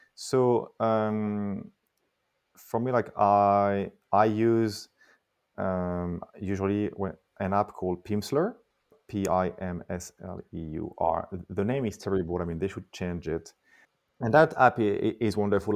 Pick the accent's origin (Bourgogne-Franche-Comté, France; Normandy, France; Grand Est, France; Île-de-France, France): Île-de-France, France; Paris; I was born and raised in Paris